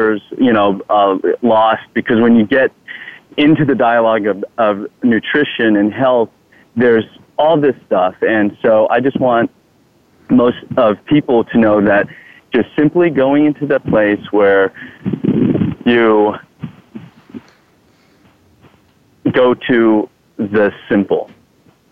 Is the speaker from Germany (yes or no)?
no; Thailand; English is a second language; now in United States; I'm Thai. I'm from Thailand.